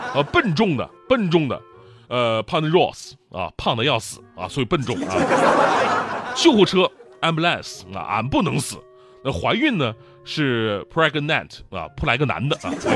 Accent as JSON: {"language": "Chinese", "country": "China", "said": "当然，我们是中国人啊"}